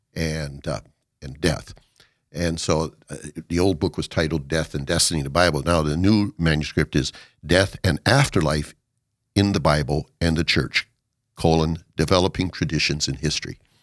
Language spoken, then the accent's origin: English; Watertown, South Dakota, United States; moved away as an adult; to Watertown, and my hometown, since my parents were the reason for coming home.